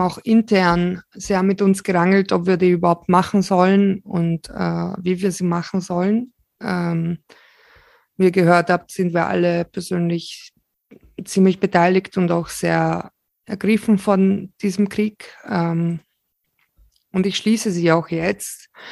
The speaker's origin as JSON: {"language": "German", "country": "Slovakia", "moved": "yes", "said": "ich selbst bin Slowakin, aber mein Opa ist Ukrainer und wir kommen aus ähm, 70 Kilometer von der ukrainischen Grenze her"}